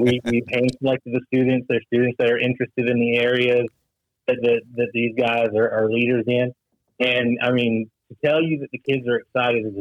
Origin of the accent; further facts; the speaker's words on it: Mayfield, Kentucky, United States; There's still debris everywhere in my hometown